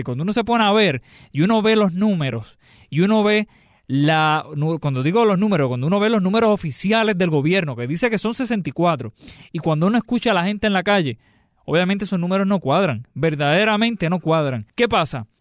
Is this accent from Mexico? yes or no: no; Puerto Rico